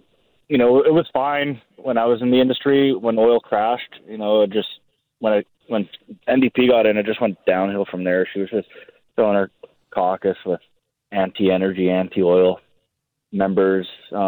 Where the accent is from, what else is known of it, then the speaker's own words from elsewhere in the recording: Alberta, Canada; now in Chilliwack, Canada; So I'm from Alberta. I was there, obviously, under the Conservatives and the one term under the NDP.